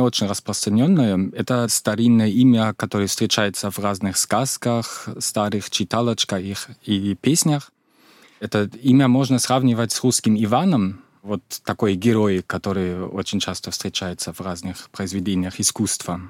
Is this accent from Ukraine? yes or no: no; Mecklenburg-Vorpommern, Germany; Russian is a second language; moved away as an adult; now in Russia; в этом регионе, откуда я, Мекленбург, предпомерания